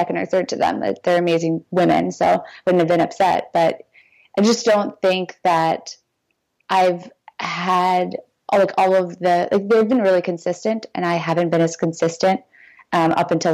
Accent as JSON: {"language": "English", "area": "Long Island", "region": "New York", "country": "United States", "also_born_or_lived": "Colorado", "said": "I'm from Long Island, so I moved to New York City"}